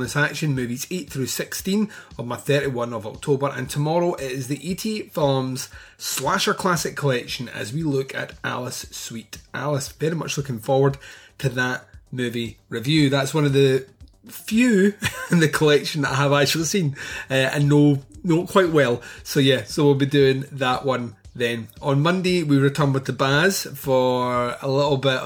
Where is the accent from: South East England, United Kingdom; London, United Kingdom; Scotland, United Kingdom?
Scotland, United Kingdom; I am Scottish